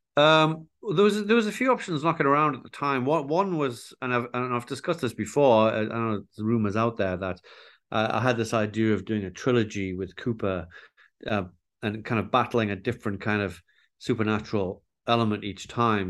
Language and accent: English; Newcastle upon Tyne, North East England, United Kingdom; growing up in Newcastle